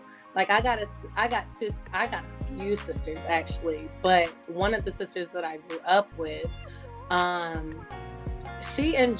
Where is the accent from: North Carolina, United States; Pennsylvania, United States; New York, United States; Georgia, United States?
Georgia, United States; Atlanta; I'm from Atlanta, Georgia, specifically the West End in Atlanta. I grew up there. I've been there since I was 8 years old.